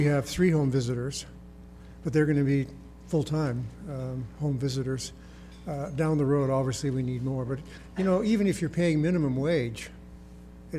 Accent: Calgary, Alberta, Canada; I grew up in Calgary. I've lived in Alberta most of my life, 65 years of my life I've lived in Alberta

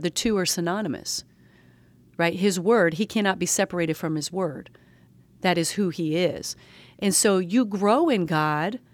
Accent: the South, United States; I'm a Southerner

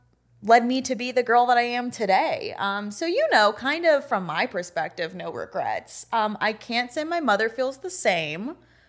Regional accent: New Jersey, United States; Well, so I'm originally from North Jersey, and that is very important because I'm basically a city gal, you know?

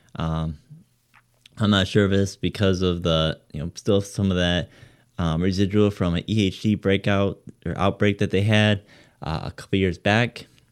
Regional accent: Michigan, United States; we are from Michigan

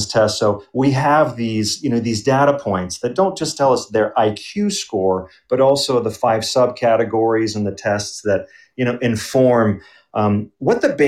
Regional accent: Belgium; also born or lived in Germany; now in Denver, United States; I grew up in Belgium, and so I know a bit about that educational system, and also Germany

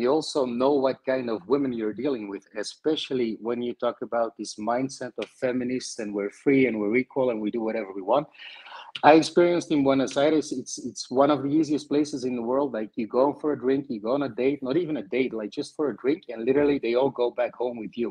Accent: Belgium; I'm from Belgium, so north of Europe.

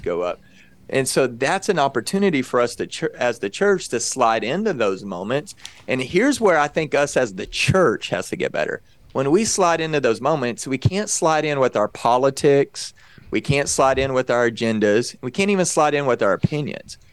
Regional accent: Texas, United States; I grew up in Texas

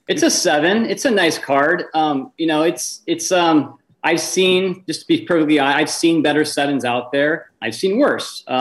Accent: West Coast, United States; I grew up on the West Coast, went to college on the East Coast

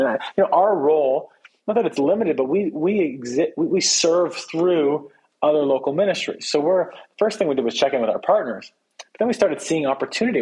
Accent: Canada; I'm from Canada

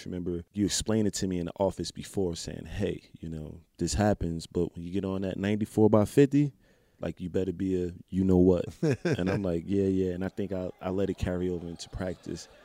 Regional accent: Newark, New Jersey, United States; I'm from Newark

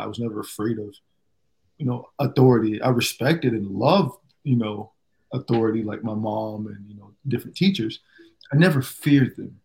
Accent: Fort Myers, Florida, United States; also born or lived in Jamaica (background); now in Miami, United States; I grew up in Fort Myers, two hours away.

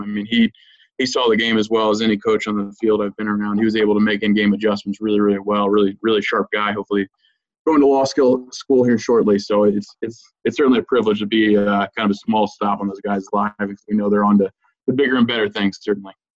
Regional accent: Lynchburg, Virginia, United States; also born or lived in Lexington, Virginia; I'm actually from Lynchburg, Virginia, which is in uh, central Virginia

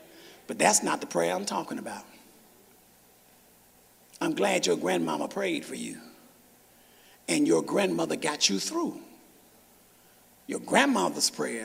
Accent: Memphis, Tennessee, United States; I'm from Memphis.

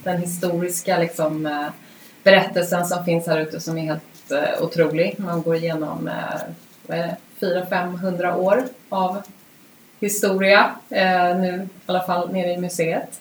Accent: Vaxholm, Stockholm County, Sweden; Vi är uppvuxna ute på Rinde båda två

